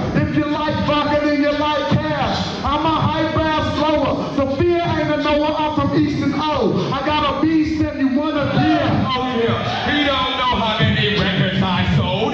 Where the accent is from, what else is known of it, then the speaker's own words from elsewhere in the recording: Oakland, California, United States; we're men from East Oakland who grew up in the worst era of the most dangerous era of East Oakland